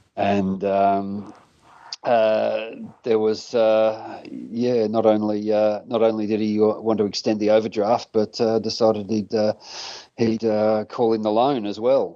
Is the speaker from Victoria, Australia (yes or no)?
yes; Hamilton, Victoria, Australia; in the local town where I grew up in Hamilton